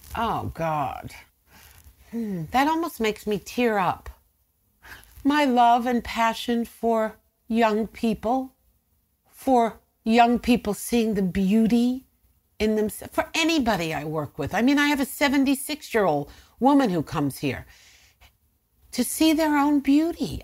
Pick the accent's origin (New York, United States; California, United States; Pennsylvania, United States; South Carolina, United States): New York, United States; Blauvelt; now in Nyack, United States; when I was a little girl growing up in Blofeld